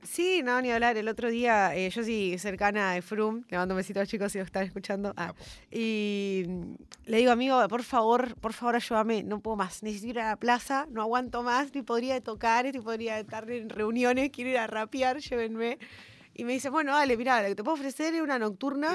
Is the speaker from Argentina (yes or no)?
yes; Ushuaia, Tierra del Fuego, Argentina; moved away as an adult; also born or lived in Formosa / Corrientes; now in Buenos Aires, Argentina; yo sí nací en Formosa y mm, muy chiquitita me llevaron al sur. Entonces yo siempre digo que soy Ushuaia porque de Formosa no conozco nada.